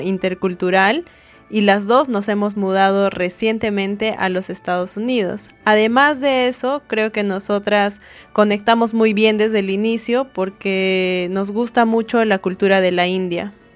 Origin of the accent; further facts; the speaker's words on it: Peru; moved away as an adult; now in United States; las dos somos peruanas